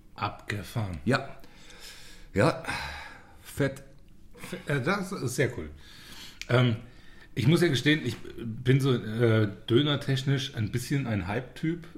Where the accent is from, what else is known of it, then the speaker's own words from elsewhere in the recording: Zweibrücken, Rhineland-Palatinate, Germany; now in Munich, Germany; da, wo ich herkomme, Zweibrücken in der Pfalz